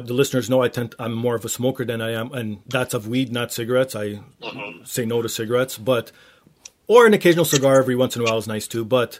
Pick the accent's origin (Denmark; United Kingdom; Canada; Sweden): Canada; I'm Canadian?